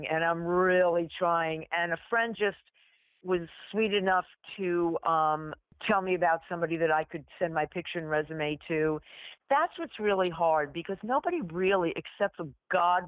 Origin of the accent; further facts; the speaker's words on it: New York, United States; I grew up in New York